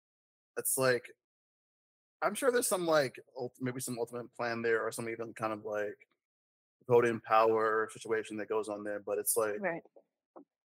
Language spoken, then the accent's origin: English; Decatur, Georgia, United States; also born or lived in Atlanta; I was born in Atlanta. I was raised in Decatur.